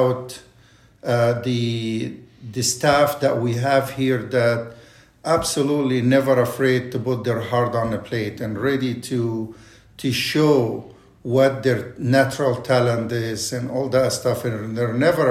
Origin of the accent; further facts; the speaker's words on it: Egypt; English is a second language; moved away as an adult; also born or lived in Kansas City; now in Temecula, United States; I was born and raised in Egypt